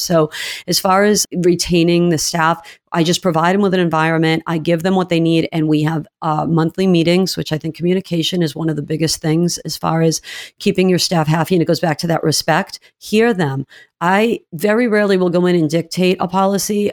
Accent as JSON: {"language": "English", "region": "New England", "country": "United States", "also_born_or_lived": "Georgia", "moved": "as an adult", "said": "I am from New England"}